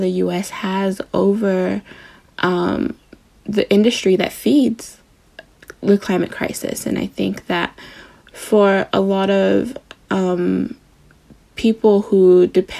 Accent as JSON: {"language": "English", "country": "Samoa", "said": "I'm from Samoa"}